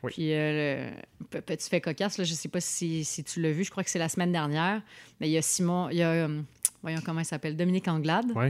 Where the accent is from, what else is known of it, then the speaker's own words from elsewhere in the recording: Montreal, Quebec, Canada; Mais bon, ça fait notre charme en tant que Montréalais, là